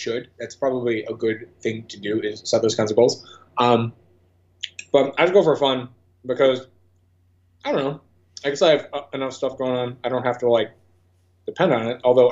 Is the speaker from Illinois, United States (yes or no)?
yes; St. Charles, Illinois, United States; also born or lived in Savannah, Georgia; now in Chicago, United States; I was raised in St. Charles from age like 3 to 18